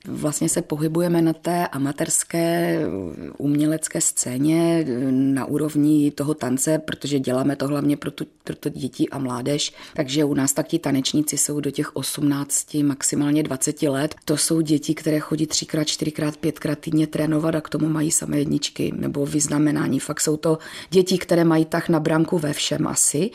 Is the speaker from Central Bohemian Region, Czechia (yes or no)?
no; Bohumín, Moravian-Silesian Region, Czechia; u nás v Bohumíně byla taková velice slavná sportovní gymnastika, takže samozřejmě první kroky mých rodičů, protože jsem byla velmi neposedná, vedli tam